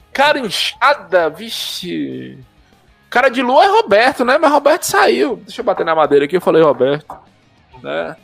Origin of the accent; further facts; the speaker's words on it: Bahia, Brazil; Eu sou baiano